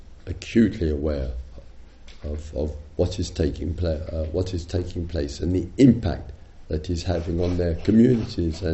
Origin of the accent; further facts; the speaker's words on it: England, United Kingdom; I'm English